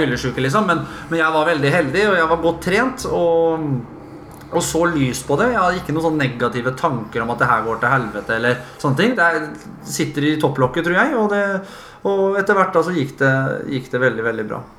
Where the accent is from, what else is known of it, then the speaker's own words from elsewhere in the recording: Fredrikstad, Østfold, Norway; jeg er fra Kråkerøy. Jeg er jo Kråkerøy-gutt og født og oppvokst i båt